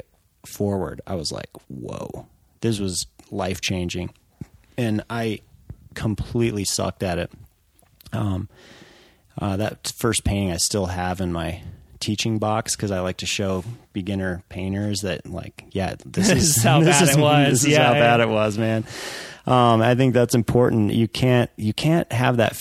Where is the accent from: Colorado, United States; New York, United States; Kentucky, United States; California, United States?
Colorado, United States; growing up in Colorado